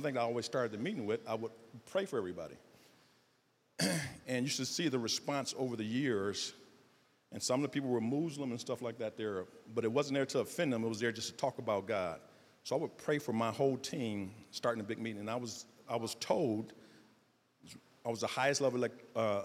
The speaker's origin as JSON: {"language": "English", "town": "Detroit", "region": "Michigan", "country": "United States", "tie": "born or raised there", "said": "I'm from Southwest Detroit. Detroit public school system."}